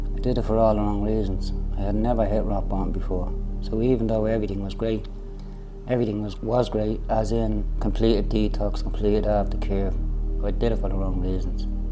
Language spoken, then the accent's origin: English; Dublin, Leinster, Ireland; I came from Ballymun